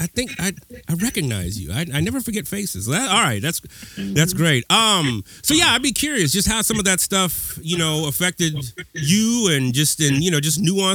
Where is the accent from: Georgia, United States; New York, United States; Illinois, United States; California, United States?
California, United States; Pasadena; I'm from Pasadena.